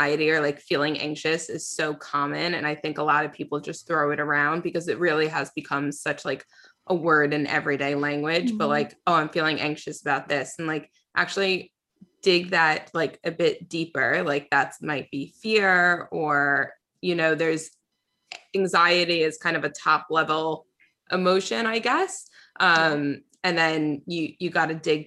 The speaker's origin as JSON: {"language": "English", "region": "New York", "country": "United States", "tie": "born or raised there", "said": "when I grew up in New York, so like we have really bad snowstorms and stuff"}